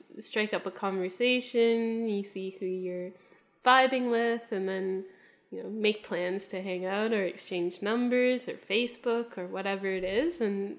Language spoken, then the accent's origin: English; Canada; accent: Canadian; moved away; I'm Canadian, so that's the little accent that you might be hearing.